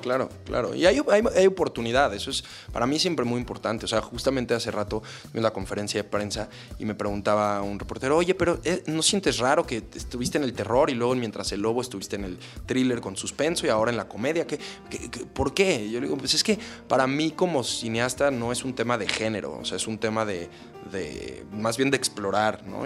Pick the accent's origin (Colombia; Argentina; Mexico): Mexico; como mexicanos